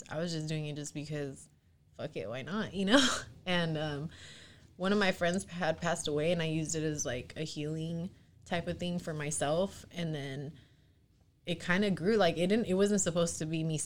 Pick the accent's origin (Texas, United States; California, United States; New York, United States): California, United States; San Jose; I grew up here in San Jose, born and raised